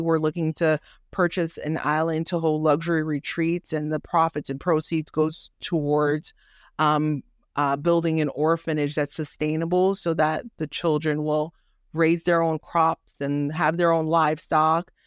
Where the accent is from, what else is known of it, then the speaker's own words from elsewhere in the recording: Miami, Florida, United States; also born or lived in Haiti; now in Georgia, United States; I was born in Haiti, raised in the inner city of Miami